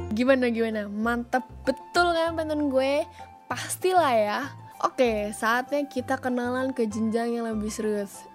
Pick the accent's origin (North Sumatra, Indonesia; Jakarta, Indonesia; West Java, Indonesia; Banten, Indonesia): Jakarta, Indonesia; sebagai orang Jakarta, gue kebayangnya macet, padet, banyak mall